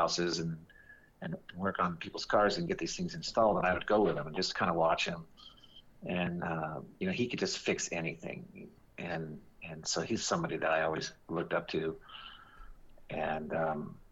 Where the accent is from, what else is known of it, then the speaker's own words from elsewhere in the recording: Santa Ana, California, United States; I'm 67 and I grew up in Santa Ana